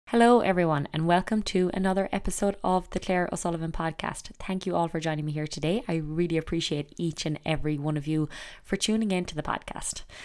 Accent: Ireland; growing up in Ireland

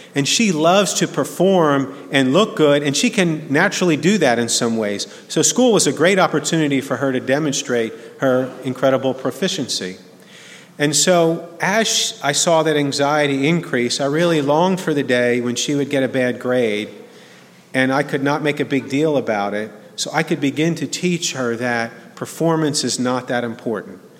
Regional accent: New Jersey, United States; now in Birmingham, United States; growing up in New Jersey

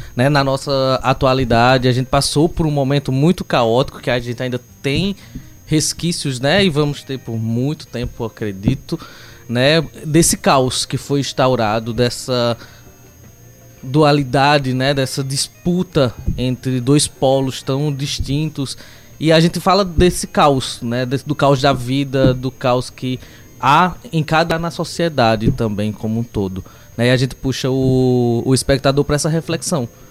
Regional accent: Campina Grande, Paraíba, Brazil; moved away as an adult; now in João Pessoa, Brazil; Comecei como ator em Campina Grande, eu sou natural de Campina Grande

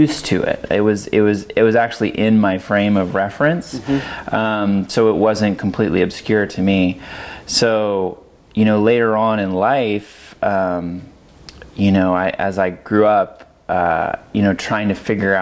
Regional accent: Monterey Bay area, California, United States; moved away as an adult; now in Oregon, United States; I grew up in California in the Monterey Bay area

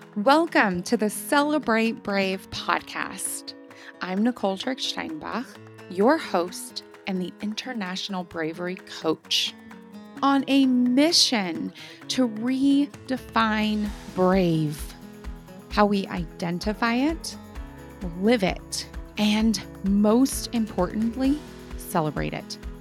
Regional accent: United States; also born or lived in Germany; I have gone back to my home country of the United States

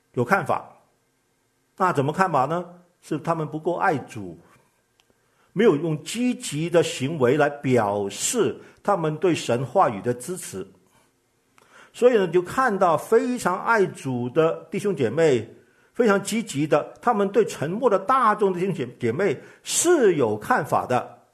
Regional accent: Guangdong, China; 我是个广东人

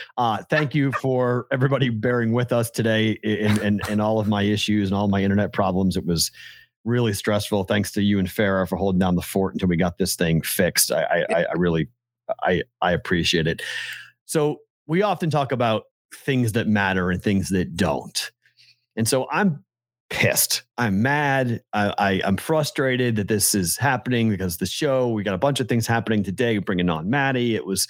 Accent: Mississippi, United States; I'm from South Mississippi, so it might not make a lot of sense, but I'm a Red Sox fan due to my hatred of the Yankees

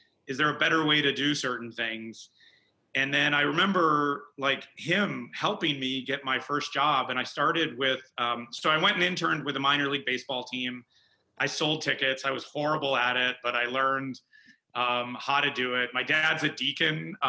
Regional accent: Schaumburg, Illinois, United States; I grew up in Chicago. I grew up in Schaumburg, Illinois

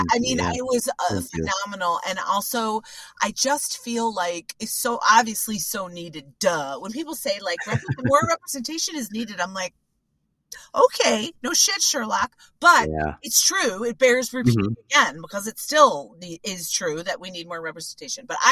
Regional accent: Evanston, Illinois, United States; also born or lived in Chicago; I'm from Evanston, but lived in Rogers Park and went to DePaul.

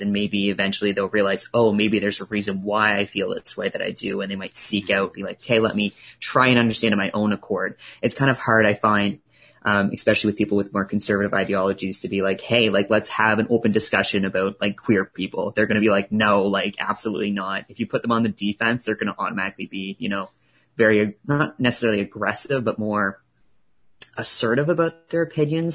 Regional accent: Truro, Nova Scotia, Canada; also born or lived in Halifax; I grew up in Truro

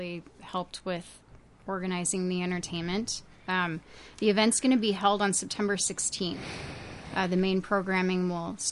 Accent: Northfield, Minnesota, United States; moved away as an adult; also born or lived in New Mexico; I grew up in Northfield

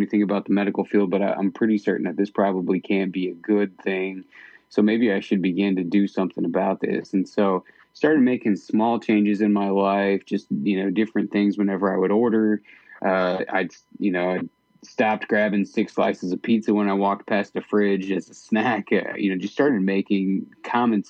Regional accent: Midwest, United States; moved away as an adult; now in Idaho, United States; I grew up in the Midwest with no exposure to the mountains at all

